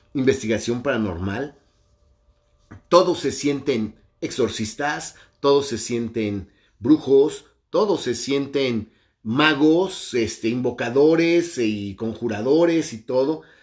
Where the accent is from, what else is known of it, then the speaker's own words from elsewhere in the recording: Mexico; mi país, México